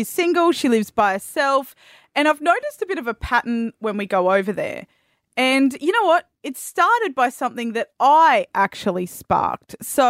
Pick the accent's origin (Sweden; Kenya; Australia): Australia; East Coast; now in Western Australia, Australia; I am originally from the East Coast.